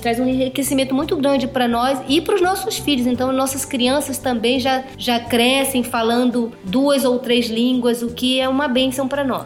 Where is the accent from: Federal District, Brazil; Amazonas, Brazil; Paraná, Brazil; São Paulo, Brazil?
Amazonas, Brazil; now in South Africa; nós somos brasileiros do Amazonas